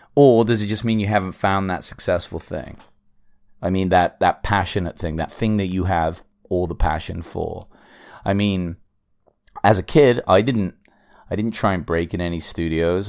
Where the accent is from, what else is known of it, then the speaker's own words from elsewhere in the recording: England, United Kingdom; I'm English